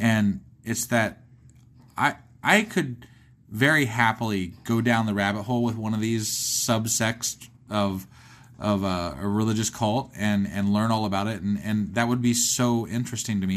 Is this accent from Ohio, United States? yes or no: yes; Ohio, United States; I'm from Ohio